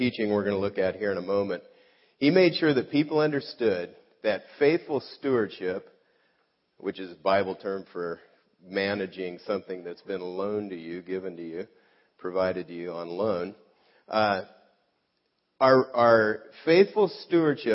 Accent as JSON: {"language": "English", "town": "South Gate", "region": "California", "country": "United States", "tie": "born or raised there", "said": "I grew up in Southgate, California"}